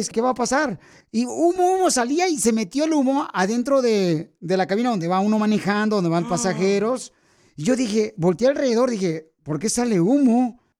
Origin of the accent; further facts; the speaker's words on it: Puebla, Mexico; now in United States; Porque ¿a qué venimos de Puebla a Estados Unidos?